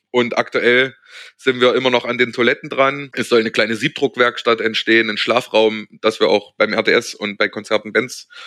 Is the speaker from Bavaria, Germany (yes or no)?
no; Berlin, Germany; Als Berliner kann man das vielleicht vergleichen mit der Zukunft am Ostkreuz.